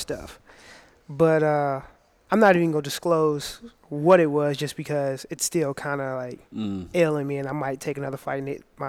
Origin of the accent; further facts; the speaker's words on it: Cahokia, Illinois, United States; now in Granite City, United States; Cahokia is my hometown.